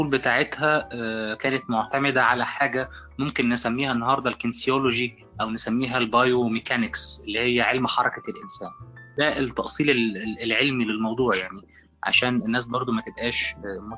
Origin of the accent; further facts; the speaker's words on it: Egypt; كتبت مقال عن الحضارة الهندية وازاي أنا كطفل مصري في الوقت ده يعني كنت بشوف الحضارة الهندية عاملة ازاي